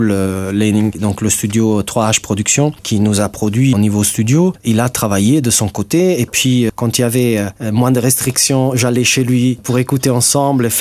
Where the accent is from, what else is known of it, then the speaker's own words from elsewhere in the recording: Italy; first language Italian; French is a second language; moved away as an adult; now in Luxembourg; Je suis né en Italie, oui.